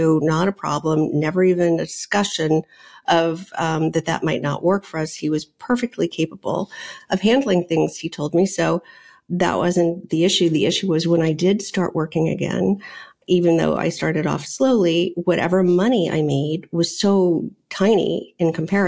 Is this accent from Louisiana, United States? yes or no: yes; New Orleans, Louisiana, United States; moved away as an adult; also born or lived in Virginia / New York; I grew up in New Orleans. I went to college in Virginia and ended up in New York